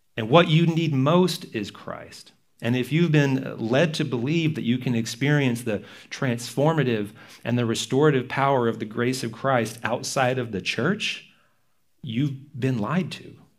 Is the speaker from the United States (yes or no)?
yes; Texas, United States; moved away; I'm from Texas, where NASCAR is a big deal